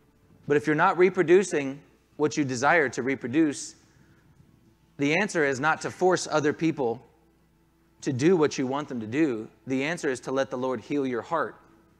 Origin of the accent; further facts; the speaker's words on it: Southern US, United States; There are some people in here who, yes, were even raised in the North. I'm from the South.